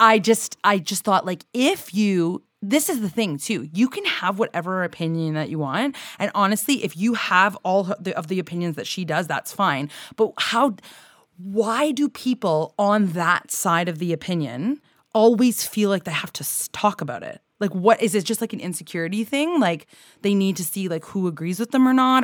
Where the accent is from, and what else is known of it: Canada